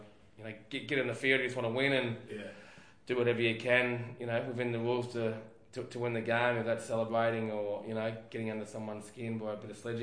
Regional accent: Hampton Park, Victoria, Australia; I was from Hampton Park

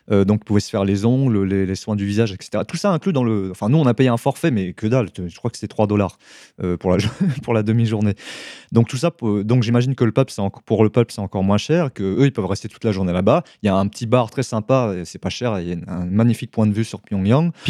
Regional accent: Paris, Île-de-France, France; en tant que Français, pire, parisien, on me dit bain public

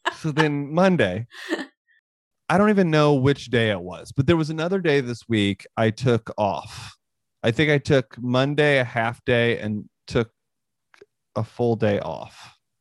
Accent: Northwest Missouri, United States; I grew up in Northwest Missouri

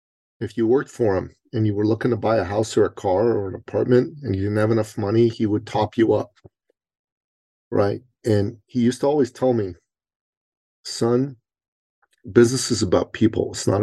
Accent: Iran; now in Canada; I'm originally an immigrant from the Middle East to Canada. And I'm a Christian from Iran.

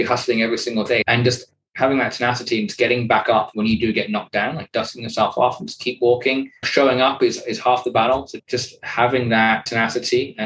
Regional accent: United Kingdom; a British male in his early 30s

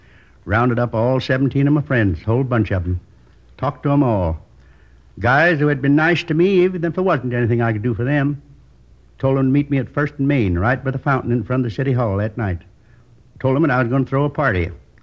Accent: Midwest, United States; I was born in the Middle West. Tiny little town. You probably never heard of it. Isn't on most of the map. Went to school there through the 8th grade.

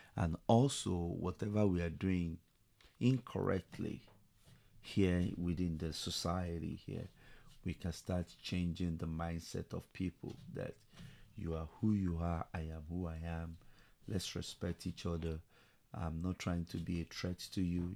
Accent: Nigeria; moved away as an adult; also born or lived in London, United Kingdom; now in Tulsa, United States; I was born in Nigeria, so I grew up there

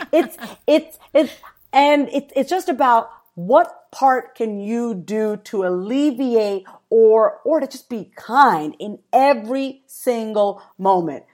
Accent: East Coast, United States; I am from the East Coast, so this one East Coast term that we have is word is bond

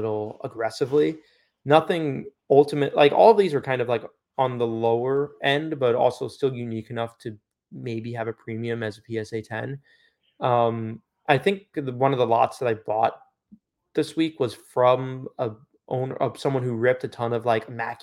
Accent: New Yorker, United States; as a New Yorker

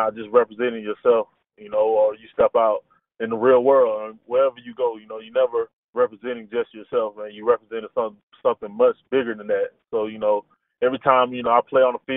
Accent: Carrollton, Georgia, United States; I'm from Carrollton, Georgia, man. I grew up at Carrollton

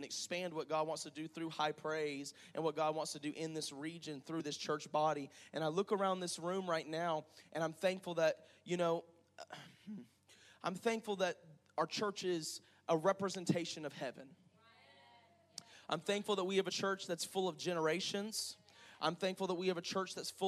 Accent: Panama City, Florida, United States; moved away as an adult; now in Crestview, United States; we're originally from Panama City

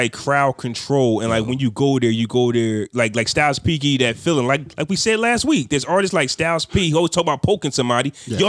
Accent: New York City, New York, United States; I'm from the Bronx.

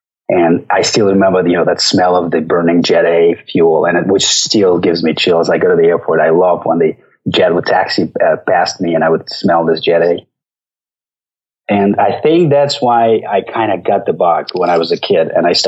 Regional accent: Norilsk, Krasnoyarsk Krai, Russia; moved away as an adult; also born or lived in southern Siberia; now in United States; I was born in Norilsk City, which is behind the Arctic Circle.

